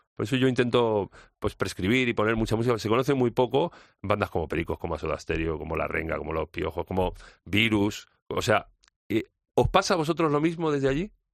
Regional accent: Spain

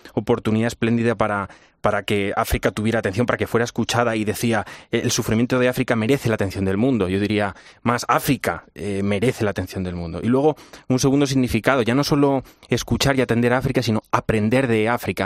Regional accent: Spain; Como europeo, como español.

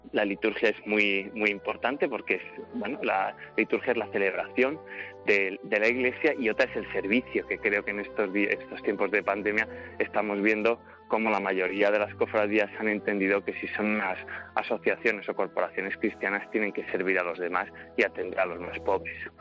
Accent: Segovia, Castile and León, Spain; moved away as an adult; now in Rome, Italy; desde niño que la he vivido en mi ciudad natal, en Segovia

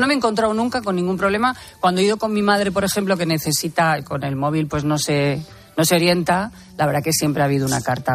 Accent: Albacete, Castilla-La Mancha, Spain; now in Madrid, Spain; yo, por ejemplo, soy de Albacete

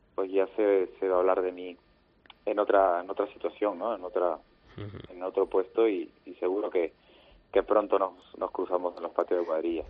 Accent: Lima, Peru; los dos años en Lima, en mi tierra

